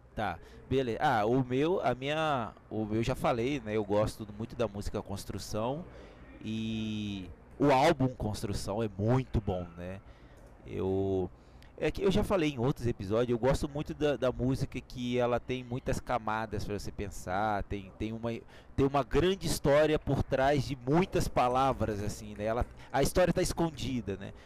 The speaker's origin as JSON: {"language": "Portuguese", "country": "Brazil", "said": "nós somos brasileiros"}